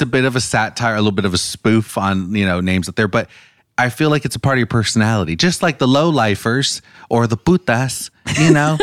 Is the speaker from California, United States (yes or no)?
yes; California, United States; I grew up going to Disneyland. I'm from California, and that was like a big part of my childhood